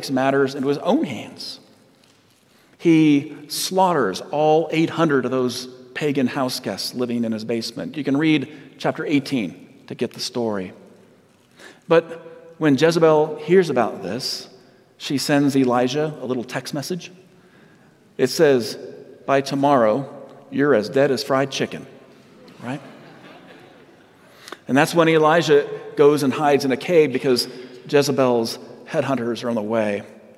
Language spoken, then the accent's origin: English; Southern California, United States; moved away; I'm from Southern California